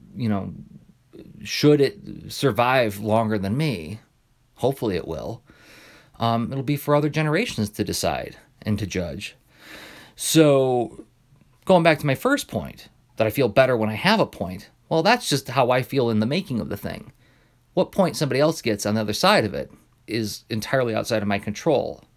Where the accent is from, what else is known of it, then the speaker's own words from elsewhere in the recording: Midwest, United States; I'm a Midwesterner